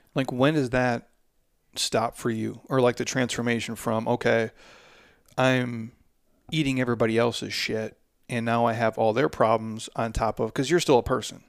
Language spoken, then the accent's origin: English; Midwest, United States; I'm approaching forty as a man, and I'm from the Midwest